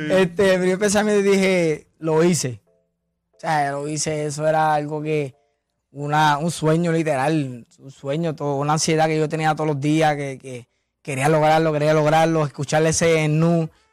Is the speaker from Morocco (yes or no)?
no; Villalba, Puerto Rico; de mi pueblo Villalpa, que soy, el primer campeón de allá